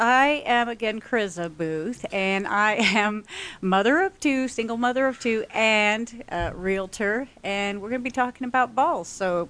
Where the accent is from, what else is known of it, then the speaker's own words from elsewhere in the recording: Taiwan; moved away; also born or lived in France; stayed with our friends that I grew up with in Taiwan.